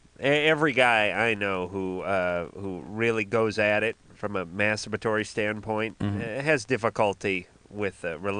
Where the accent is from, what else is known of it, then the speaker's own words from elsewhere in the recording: Los Angeles, California, United States; I grew up in North Hollywood.